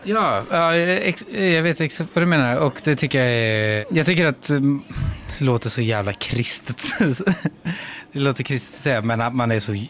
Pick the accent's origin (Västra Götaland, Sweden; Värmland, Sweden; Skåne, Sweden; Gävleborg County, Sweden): Västra Götaland, Sweden; Skara; now in Stockholm, Sweden; jag flyttade ifrån Skara